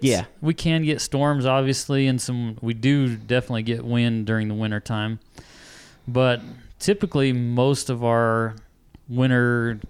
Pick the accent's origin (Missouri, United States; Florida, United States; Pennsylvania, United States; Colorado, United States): Colorado, United States; now in New Mexico, United States; I grew up in Colorado